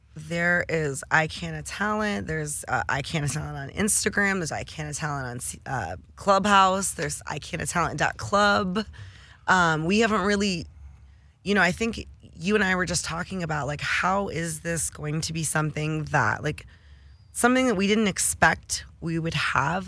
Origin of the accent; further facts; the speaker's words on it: Detroit, Michigan, United States; I'm from Detroit